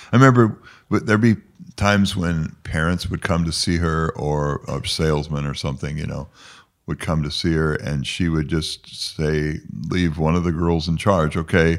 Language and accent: English; Fort Wayne, Indiana, United States; I grew up here in Fort Wayne. Mm-hmm. Belonged to St. Peter's Church, St. Peter's Parish